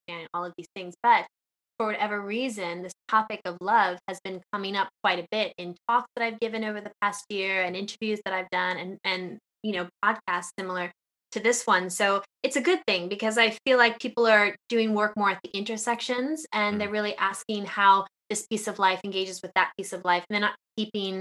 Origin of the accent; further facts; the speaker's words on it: New York, United States; also born or lived in West Coast, United States; now in England, United Kingdom; I was born and raised in New York